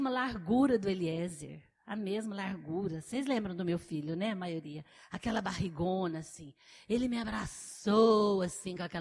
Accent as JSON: {"language": "Portuguese", "town": "Guaratinguetá", "region": "São Paulo", "country": "Brazil", "said": "Eu sou de Guaratinguetá, eu sou bispo da Igreja Metodista"}